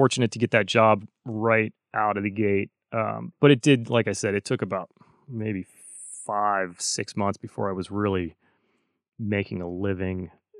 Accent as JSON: {"language": "English", "region": "North Carolina", "country": "United States", "tie": "born or raised there", "said": "because I grew up in North Carolina. I think I left that out of my speed intro."}